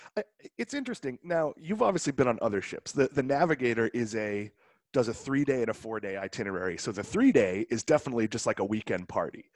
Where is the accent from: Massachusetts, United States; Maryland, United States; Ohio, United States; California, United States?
Massachusetts, United States; Swampscott; moved away; I'm from Swampscott. I've been saying I'm from Boston my whole life